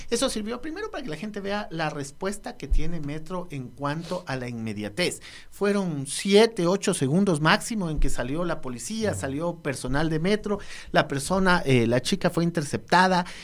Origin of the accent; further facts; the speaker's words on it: Ecuador; es un bien que nos ha costado 2.108 millones como ecuatorianos